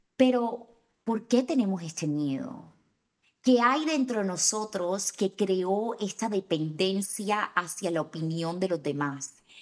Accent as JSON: {"language": "Spanish", "town": "Barranquilla", "region": "Atlántico", "country": "Colombia", "said": "especialmente de donde soy yo"}